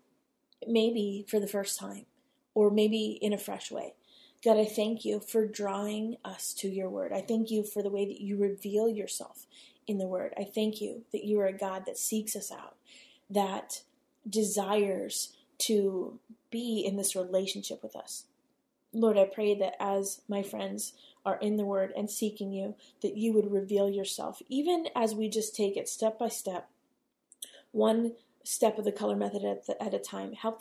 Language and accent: English; United States; as the American, public that we are